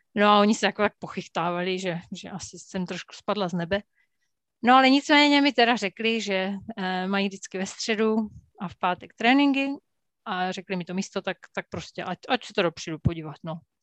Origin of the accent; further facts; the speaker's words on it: Jeseník, Olomouc Region, Czechia; já jsem vyrůstala v Jeseníku na Kramerce